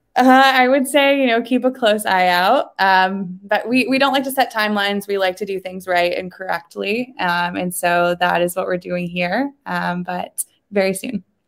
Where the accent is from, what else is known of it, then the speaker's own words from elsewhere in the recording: Ohio, United States; I grew up in Ohio